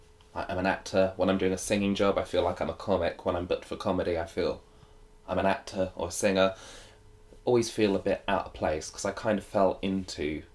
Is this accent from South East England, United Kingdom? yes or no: yes; South Coast, South East England, United Kingdom; I grew up on the South Coast and it was nearby